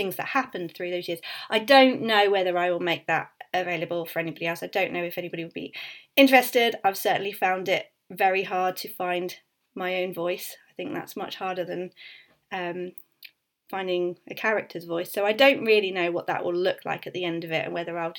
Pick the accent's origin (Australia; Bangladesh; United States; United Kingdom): United Kingdom; Suffolk, East of England; moved away as an adult; also born or lived in Leeds; I grew up in Suffolk